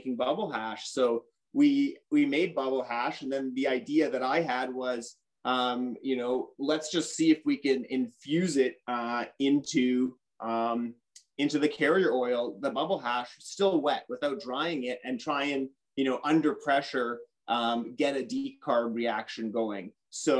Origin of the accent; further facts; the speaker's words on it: North Vancouver, British Columbia, Canada; moved away as an adult; also born or lived in Montreal; I grew up in North Vancouver, so kind of in the BC bud culture